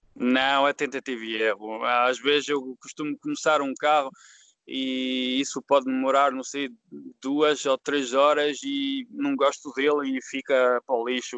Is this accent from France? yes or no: yes; France; Portuguese is a second language; also born or lived in Lyon area, France; eu não sou português, sou francês e filho de imigrantes